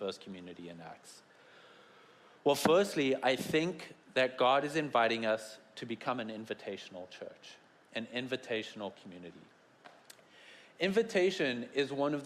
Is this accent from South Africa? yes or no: yes; South Africa; moved away; I come from South Africa and have the best accents